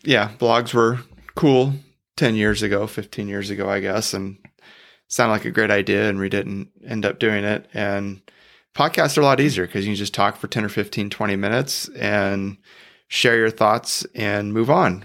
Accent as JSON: {"language": "English", "town": "Bakersfield", "region": "California", "country": "United States", "tie": "born or raised there", "said": "we were actually born and raised in Bakersfield, California"}